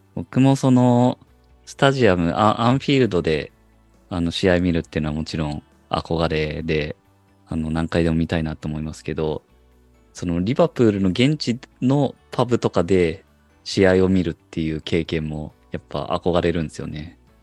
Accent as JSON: {"language": "Japanese", "country": "Japan", "said": "我々日本人サポーター"}